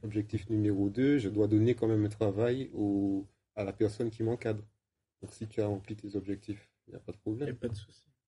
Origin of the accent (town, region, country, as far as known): Martinique; moved away; also born or lived in England